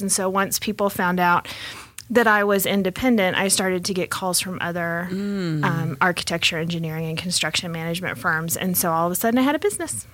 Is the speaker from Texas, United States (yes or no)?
yes; Texas, United States; also born or lived in Hong Kong; now in Colorado, United States; I am originally from Texas, but I've been in Colorado since '93